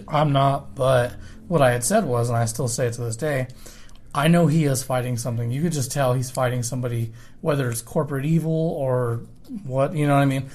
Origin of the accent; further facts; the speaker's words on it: Commerce City, Colorado, United States; I remember growing up in Commerce City, and we left for many reasons.